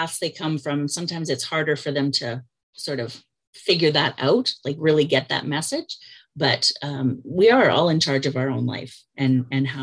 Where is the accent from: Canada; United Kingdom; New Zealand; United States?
Canada; I'm not American, I'm Canadian